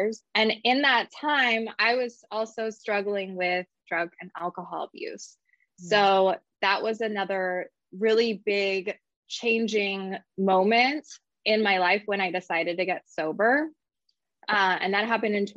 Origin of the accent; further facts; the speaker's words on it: Napa Valley, California, United States; I grew up in the Napa Valley.